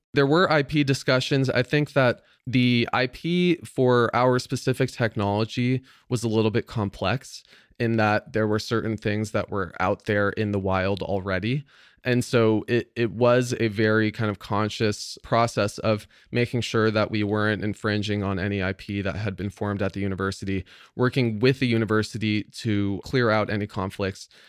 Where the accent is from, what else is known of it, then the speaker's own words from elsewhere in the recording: San Francisco Bay Area, California, United States; I grew up here in the San Francisco Bay Area